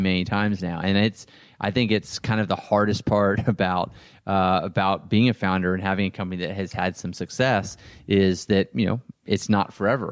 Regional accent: Texas, United States; now in Los Angeles, United States; I grew up in Texas where most guys were football players or basketball players

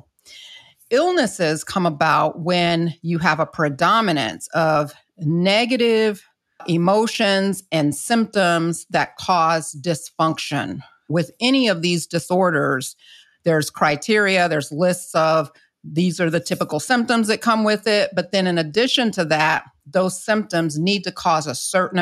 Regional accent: the South, United States; I'm not from the Caribbean, but I'm from the South, where I grew up culturally

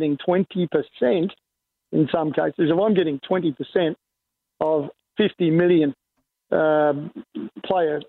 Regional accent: Australia; as an Australian

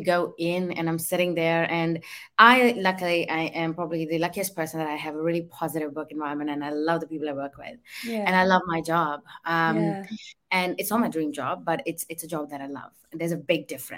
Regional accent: Delhi, India; moved away; where I come from, so I'm from Delhi, but I come from a very traditional household

